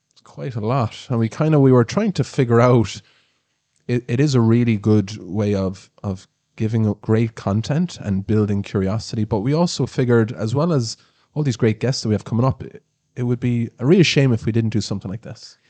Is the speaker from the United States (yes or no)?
no; Ireland; we're Irish